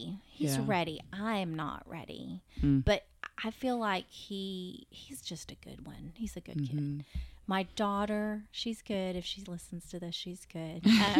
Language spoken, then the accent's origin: English; Fort Worth, Texas, United States; I'm from Fort Worth.